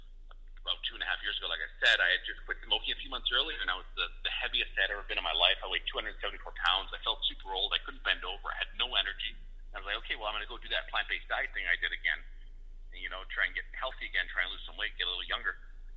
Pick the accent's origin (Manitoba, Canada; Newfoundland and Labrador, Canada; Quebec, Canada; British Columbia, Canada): Manitoba, Canada; Winnipeg; born there; also born or lived in Western Canada; now in Edmonton, Canada; Well, I was born in Winnipeg. I've lived all over Western Canada. I'm in Edmonton now.